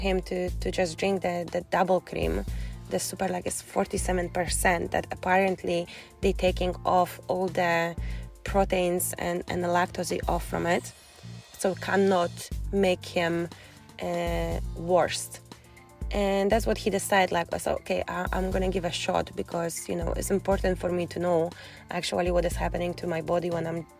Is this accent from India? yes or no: no; Poland; English is a second language; moved away as an adult; now in Scotland, United Kingdom; when I moved first time to Scotland from Poland